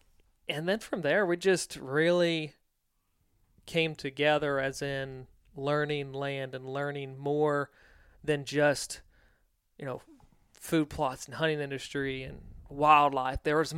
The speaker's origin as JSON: {"language": "English", "region": "Virginia", "country": "United States", "tie": "born or raised there", "said": "So for me, I grew up on the East Coast in Virginia. Grew up in a very tight-knit family, kind of a farming family."}